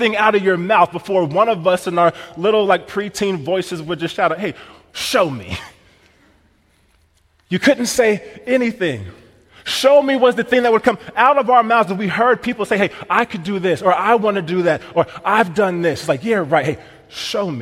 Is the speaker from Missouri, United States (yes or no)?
yes; Missouri, United States; now in Wisconsin, United States; I'm from Missouri